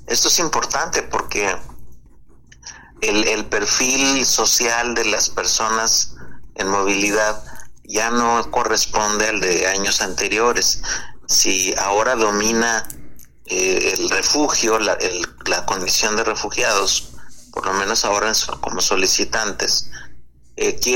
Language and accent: Spanish; Mexico; un tercio somos mexicanas y mexicanos